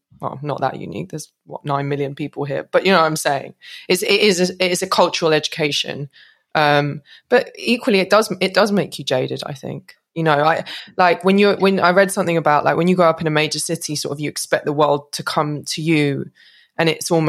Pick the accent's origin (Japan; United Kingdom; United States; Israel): United Kingdom; London; I grew up in London, and I'm really grateful to have grown up in London